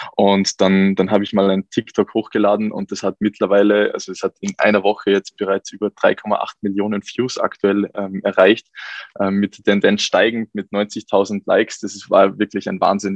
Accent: Salzburg, Austria; Ich komme aus Salzburg.

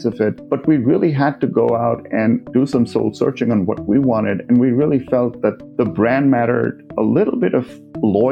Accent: Mumbai, Maharashtra, India; moved away as an adult; also born or lived in Manipal, India / Berkeley, United States; now in Silicon Valley, United States; I grew up in Bombay

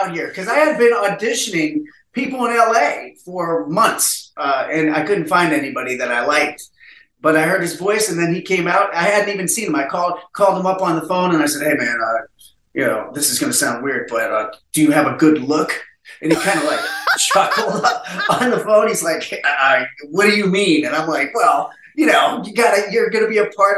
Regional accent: Massillon, Ohio, United States; I'm from Massillon, Ohio, which is a very small town up north

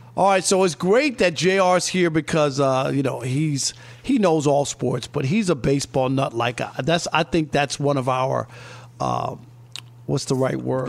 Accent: New York, United States; when we were growing up in New York

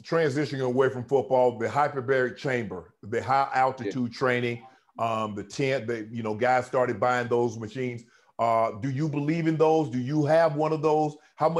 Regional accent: South Georgia, United States; I'm from Georgia. You and I, we're both from Georgia. You're from Norcross. I'm from South Georgia.

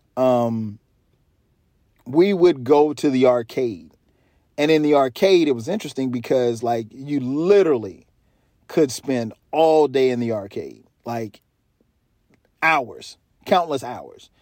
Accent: South Carolina, United States; moved away; I grew up in South Carolina, so our falls are beautiful

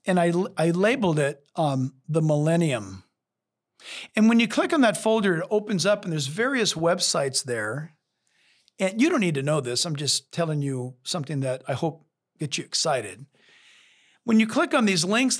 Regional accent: California, United States; I'm a Californian

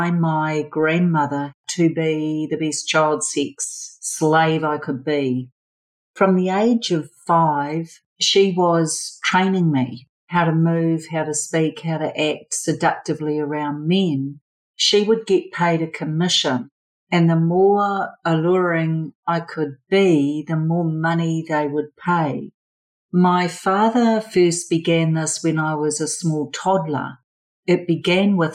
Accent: Auckland, New Zealand; I was born and bred in Auckland, New Zealand, which is one of our biggest cities

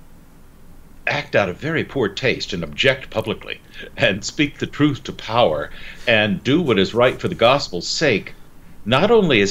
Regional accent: United States; I was the only American at a table full of Englishmen

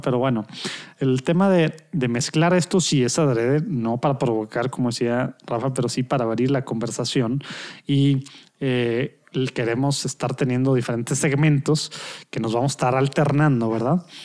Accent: Monterrey, Nuevo León, Mexico; de Monterrey, México, en el norte de México

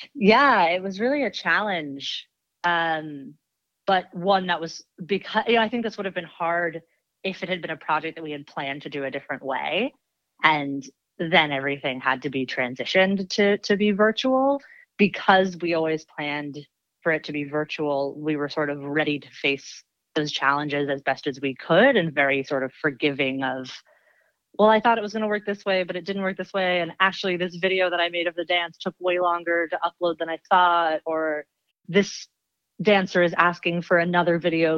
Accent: Washington, District of Columbia, United States; now in Los Angeles, United States; I live in L A, and I'm originally from Washington, D C.

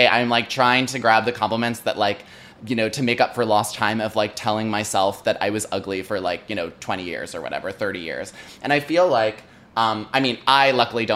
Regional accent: a Chicago suburb, Illinois, United States; when I was 5 or 6, my parents moved into a suburb.

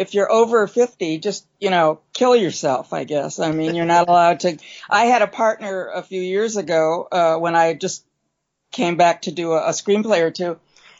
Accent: Midwest, United States; I can do this show because I'm from the Midwest, she's from the Midwest.

